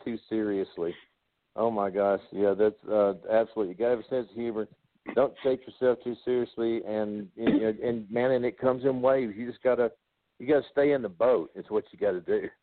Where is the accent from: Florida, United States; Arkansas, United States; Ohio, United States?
Arkansas, United States; Osceola; moved away as an adult; also born or lived in Dallas; now in Nashville, United States; I'm originally from Osceola, Arkansas.